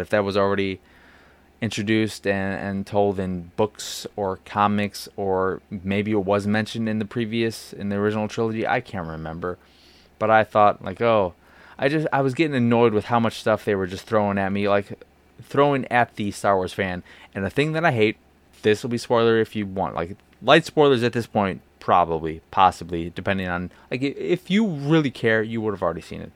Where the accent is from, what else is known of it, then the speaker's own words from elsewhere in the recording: Chicago, Illinois, United States; as a Chicagoan